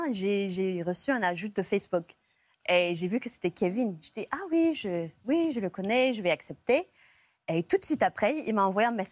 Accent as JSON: {"language": "French", "region": "England", "country": "United Kingdom", "second_language": "French", "moved": "yes"}